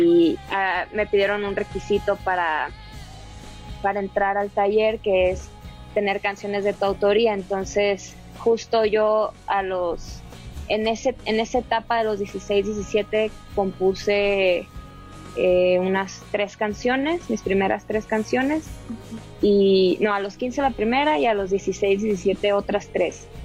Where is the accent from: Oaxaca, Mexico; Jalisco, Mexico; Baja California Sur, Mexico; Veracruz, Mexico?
Baja California Sur, Mexico; moved away as an adult; now in Mexico City, Mexico; Baja California Sur, de donde yo soy